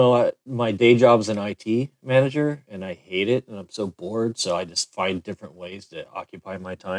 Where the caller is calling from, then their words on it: Costa Mesa, California, United States; I'm in Costa Mesa, California, Southern California, about 35 miles from L.A.